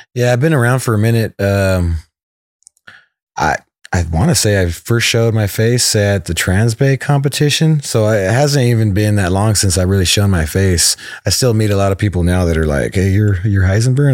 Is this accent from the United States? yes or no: yes; West Sacramento, California, United States; I'm from West Sac, so it's it's only like 15 minutes away